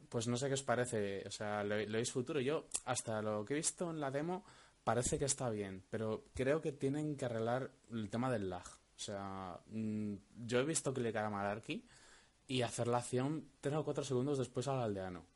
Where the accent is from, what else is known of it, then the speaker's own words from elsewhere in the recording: Valladolid, Castile and León, Spain; soy de Valladolid.